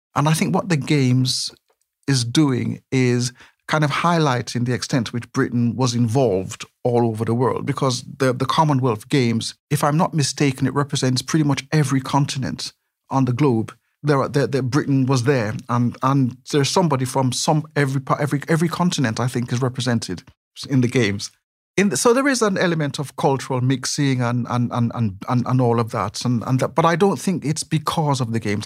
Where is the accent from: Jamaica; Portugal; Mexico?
Jamaica; accent: not exactly very Brummy; moved away as an adult; also born or lived in West Bromwich, England; now in Birmingham, United Kingdom; a youngster growing up in Jamaica